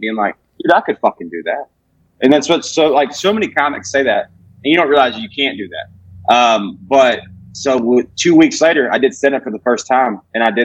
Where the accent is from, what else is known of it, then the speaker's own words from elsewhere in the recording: Alabama, United States; when you're growing up in Alabama in a hometown of 1800 people